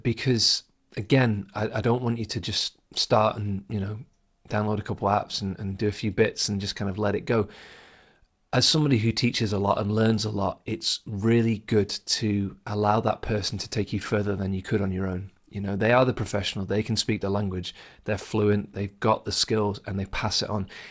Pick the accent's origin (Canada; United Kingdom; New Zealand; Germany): United Kingdom; England; first language English; I'm English. I'm a native English speaker.